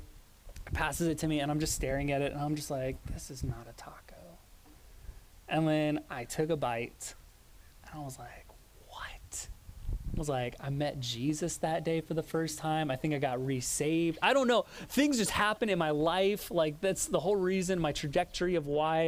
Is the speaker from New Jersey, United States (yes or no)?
no; Oregon, United States; moved away as an adult; also born or lived in Los Angeles, California; growing up in Oregon